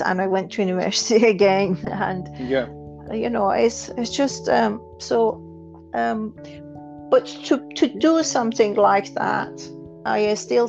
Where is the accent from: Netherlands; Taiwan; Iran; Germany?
Iran; moved away as an adult; I was born in Iran